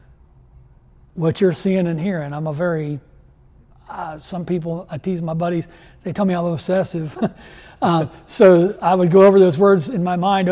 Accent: Steubenville, Ohio, United States; I grew up in Steubenville, Ohio

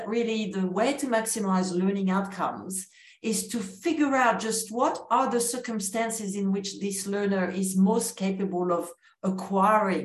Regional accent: France; accent: French; English is a second language; moved away as an adult; also born or lived in New Zealand / United States; now in Australia; my accent continues to betray that I am French originally

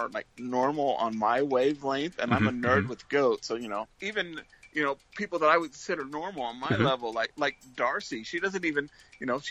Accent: Ventura, California, United States; now in Portland, United States; I grew up in Ventura, California.

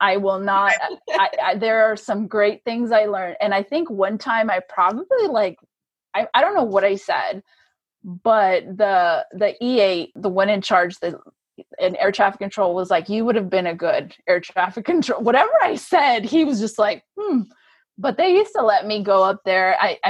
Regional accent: Germany; And so I just think I just had great memories and it's where I grew up. I feel like I grew up in Germany.

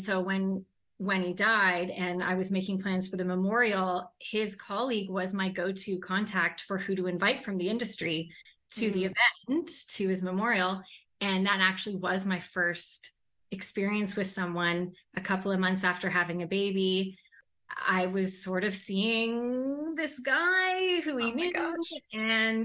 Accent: Toronto, Ontario, Canada; moved away as an adult; also born or lived in London, England; I grew up in Toronto.

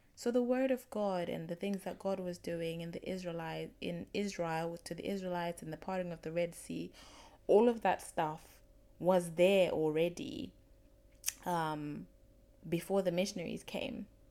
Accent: Zimbabwe; I'm from Zimbabwe

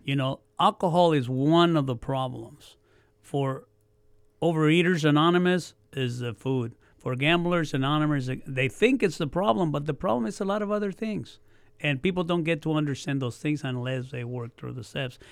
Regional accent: Oxnard, California, United States; also born or lived in Mexico / Yuma, Arizona; we came to Oxnard because my dad was a farm worker. We came from Arizona. I was born in Mexico

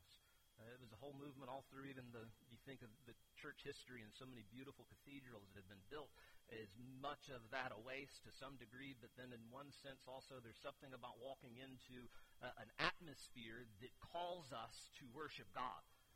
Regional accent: Keystone, United States; I'm from Keystone

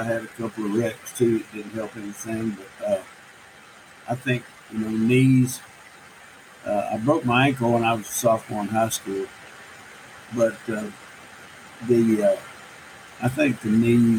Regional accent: Itasca, Texas, United States; I didn't grow up on a farm, but I grew up in Itasca, which is a rural farming community

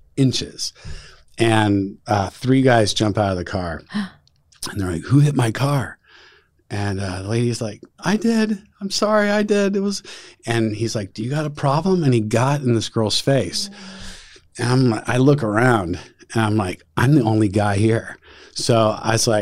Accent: Southern California, United States; moved away as an adult; I grew up in Southern California.

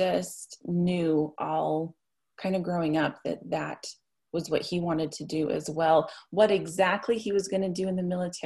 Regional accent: Salt Lake Valley, Utah, United States; also born or lived in Logan, Utah; I was born and raised in the Salt Lake Valley. I went to Murray

